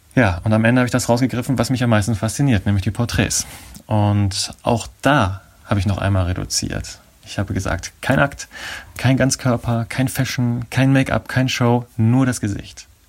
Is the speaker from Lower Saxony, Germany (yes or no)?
yes; Nordenham, Lower Saxony, Germany; moved away; also born or lived in Oldenburg / Abu Dhabi / Essen; Dann sind wir wieder nach Deutschland zurückgekommen und an die Nordseeküste gezogen in eine kleine Stadt namens Nordenham. Und in der bin ich aufgewachsen und habe letztendlich mein Abi gemacht